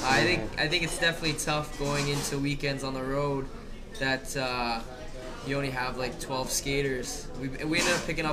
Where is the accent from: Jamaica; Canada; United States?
Canada; I'm Canadian